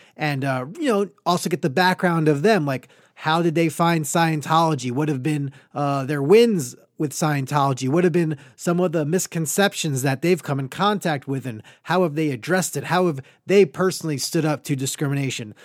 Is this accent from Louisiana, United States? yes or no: no; Great Neck, New York, United States; moved away; I am from Great Neck, New York, Long Island, a lovely Jewish upbringing